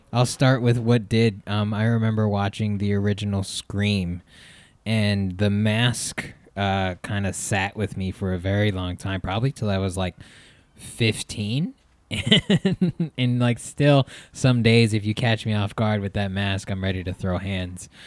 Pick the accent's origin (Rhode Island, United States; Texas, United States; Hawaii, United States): Hawaii, United States; growing up in Hawaii